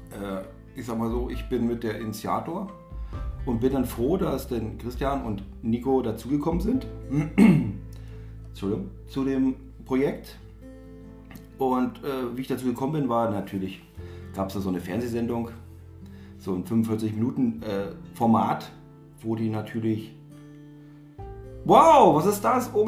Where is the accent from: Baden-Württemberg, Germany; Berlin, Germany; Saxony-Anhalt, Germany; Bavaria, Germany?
Saxony-Anhalt, Germany; wir kommen aus den Kreis Salzwedel, würde ich jetzt mal so behaupten.